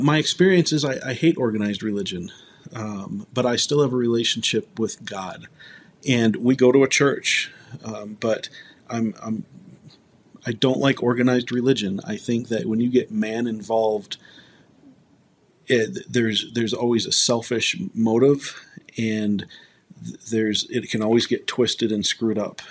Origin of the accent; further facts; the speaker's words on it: Ann Arbor, Michigan, United States; moved away as an adult; now in Colorado, United States; I moved from Ann Arbor, Michigan, to Colorado, where I live now.